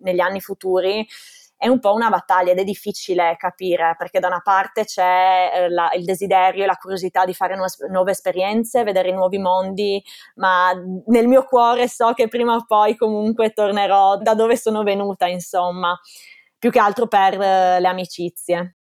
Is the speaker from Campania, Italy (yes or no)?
no; Gorizia, Friuli-Venezia Giulia, Italy; moved away as an adult; also born or lived in Ontario, Canada; now in Austria; Io sono originaria del Friuli, di Gorizia. Vivo sul confine, proprio a 5 minuti dalla Slovenia, infatti sono bilingue dalla nascita